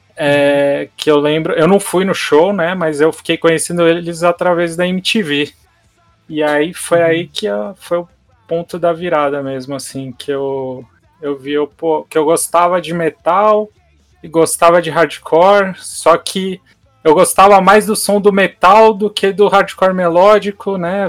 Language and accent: Portuguese; Santos, São Paulo, Brazil; eu sou de Santos